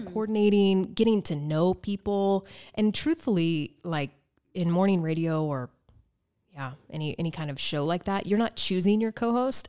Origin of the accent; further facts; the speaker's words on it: Evansville, Indiana, United States; moved away as an adult; also born or lived in Las Vegas; my hometown